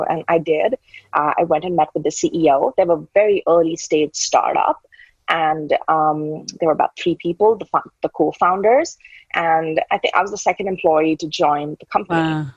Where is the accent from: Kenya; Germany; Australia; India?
India; I've been brought up brought up in a typical Indian household.